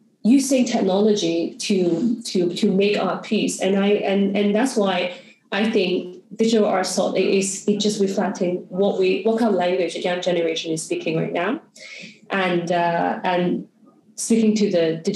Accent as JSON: {"language": "English", "country": "Hong Kong", "also_born_or_lived": "New York", "said": "I'm from Hong Kong"}